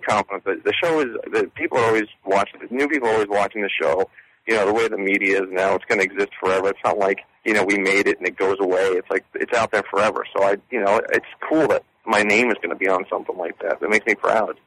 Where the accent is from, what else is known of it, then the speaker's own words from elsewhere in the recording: Sarasota, Florida, United States; I'm from Sarasota, which is basically where Cougar Town is on that map